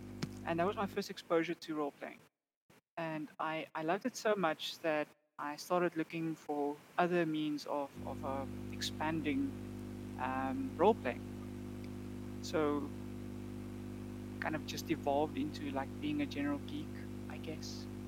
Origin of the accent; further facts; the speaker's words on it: Namibia; now in South Africa; I came from Namibia, so I mean, obviously the gaming scene there was quite a bit smaller than it is here in South Africa.